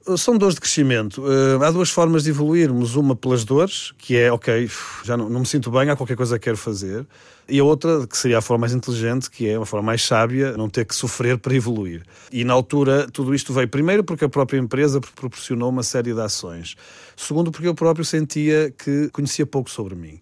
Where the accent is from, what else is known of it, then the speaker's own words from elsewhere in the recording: Portugal; eu sou português, nasci cá, eh, estive na Faculdade de Engenharia do Estado do Porto